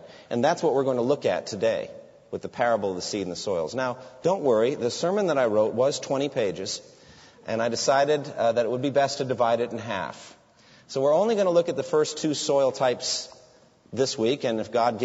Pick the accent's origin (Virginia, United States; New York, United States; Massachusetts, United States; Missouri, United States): Massachusetts, United States; Framingham; my hometown of Framingham, there's the Bose factory